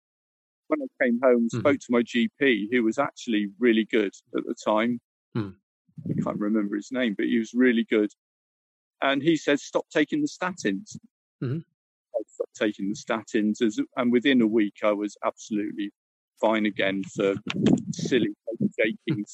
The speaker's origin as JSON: {"language": "English", "town": "Plymouth", "region": "South West England", "country": "United Kingdom", "also_born_or_lived": "Cyprus", "moved": "as an adult", "lives_now": "Paignton, United Kingdom", "said": "And then we moved back to Devon. I'm from Plymouth originally."}